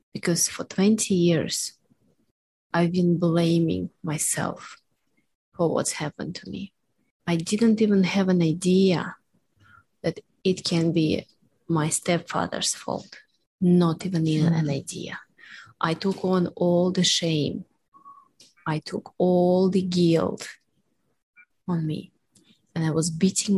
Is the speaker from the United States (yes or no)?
no; Russia; born or raised there; moved away